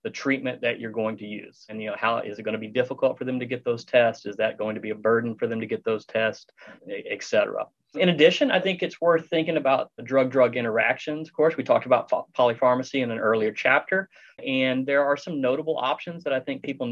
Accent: Texas, United States; I'm from Texas

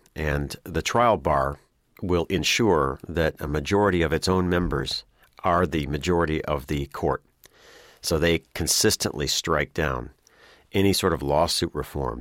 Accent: Illinois, United States; my home state of Illinois

